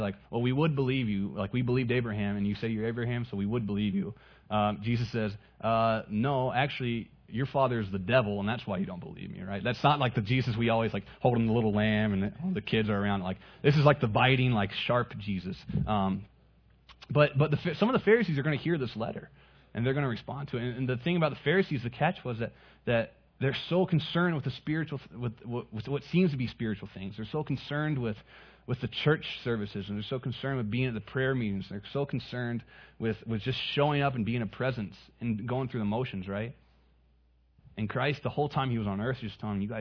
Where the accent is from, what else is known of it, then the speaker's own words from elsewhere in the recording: North Carolina, United States; moved away as an adult; now in Southern California, United States; I grew up in North Carolina